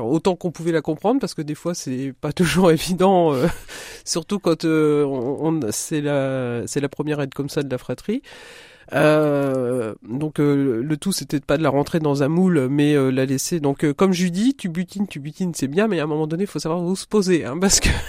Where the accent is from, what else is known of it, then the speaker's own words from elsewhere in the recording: Querqueville, Normandy, France; moved away as an adult; also born or lived in Coutances; now in Marne, France; j'ai grandi là-bas, j'ai fait toutes mes études euh, jusqu'en jusqu'à 16 ans euh, pile à Carqueville, enfin Cherbourg et Carqueville